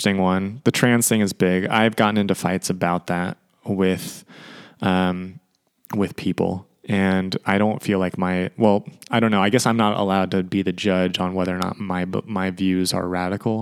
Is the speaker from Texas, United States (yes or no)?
no; Sacramento, California, United States; the Sacramento Kings, my hometown